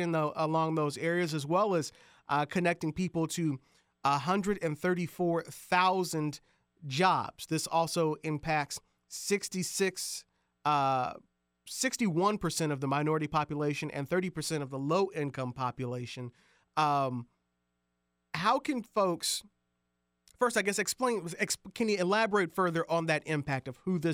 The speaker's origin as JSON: {"language": "English", "town": "Indianapolis", "region": "Indiana", "country": "United States", "said": "I'm from Indianapolis as well."}